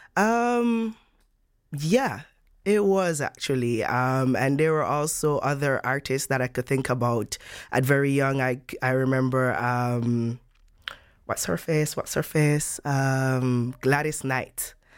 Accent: Jamaica; moved away as an adult; now in Netherlands; my home country, Jamaica

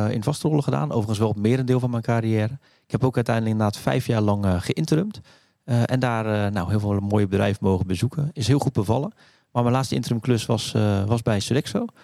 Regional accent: Rotterdam, South Holland, Netherlands; accent: Rotterdam; zeven in, in Rotterdam. Dus eh, dat kan je af en toe misschien een klein beetje horen aan, mijn, eh, aan mijn accent.

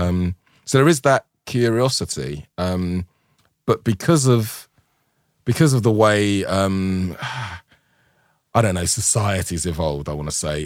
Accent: London, United Kingdom; I'm from Tooting.

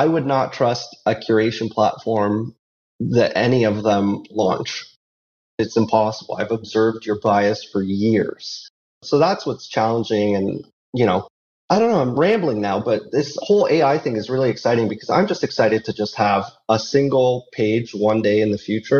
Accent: Canada; I'm Canadian

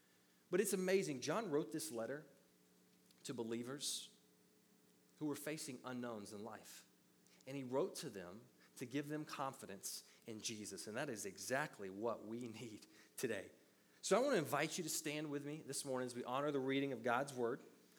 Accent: the South, United States; Or as we said, where I grew up in the South, the Southern version is, what you don't know won't hurt you.

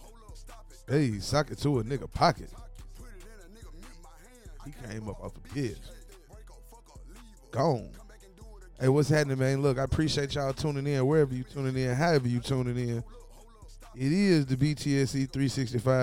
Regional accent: Ripley, Tennessee, United States; also born or lived in Memphis; I'm from Ripley

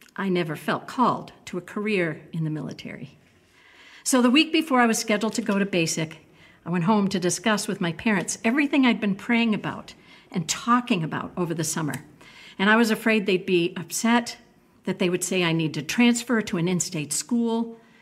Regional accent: New England, United States; moved away as an adult; growing up in New England

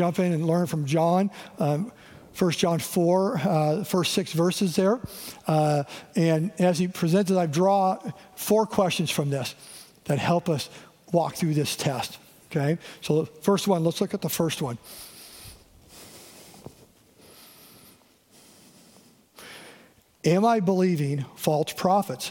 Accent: Eastern Washington, United States; growing up in Eastern Washington

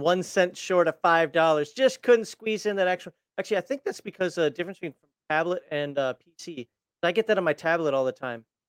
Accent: Minnesota, United States; I'm from Minnesota. I say crayons, not crayons

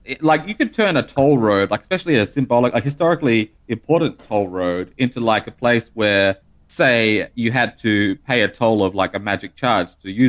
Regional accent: Australia; We don't have them in Australia.

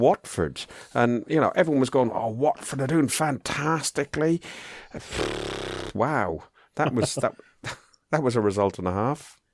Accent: Ireland; I'm proud of being Irish

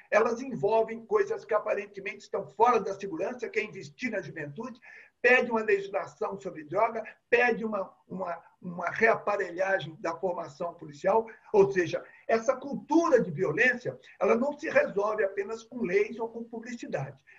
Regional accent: Belo Horizonte, Minas Gerais, Brazil; eu sou de Belo Horizonte

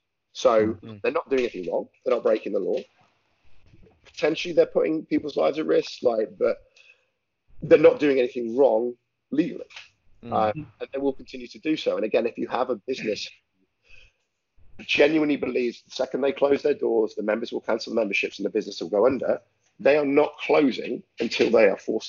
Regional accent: Lincolnshire, East Midlands, United Kingdom; now in London, United Kingdom; I'm from originally from Lincolnshire, which is quite rural

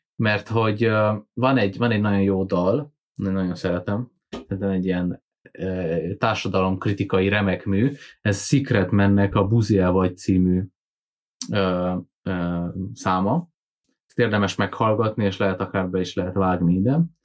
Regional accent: Transylvania, Romania; erdély magyarként

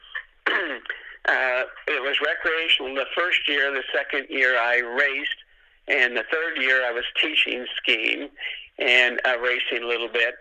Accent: the Northwest, Pacific Northwest, United States; I grew up in the Northwest and I started skiing at 15 years old

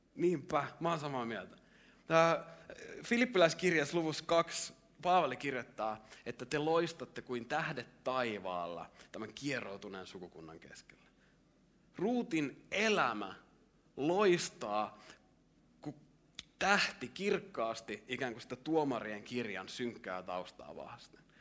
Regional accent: Lahti, Päijät-Häme, Finland; mä oon tullut Lahdesta, jos mä oon lahtelainen

